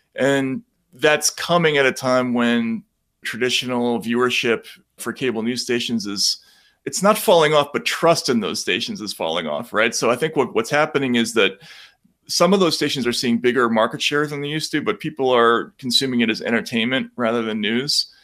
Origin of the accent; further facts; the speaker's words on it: Boston, Massachusetts, United States; I'm from Boston